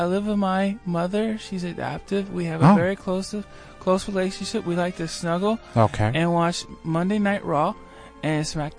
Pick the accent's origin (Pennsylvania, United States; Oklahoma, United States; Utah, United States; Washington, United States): Oklahoma, United States; also born or lived in West Virginia; Oh, I was born in West Virginia. Then I moved to Oklahoma.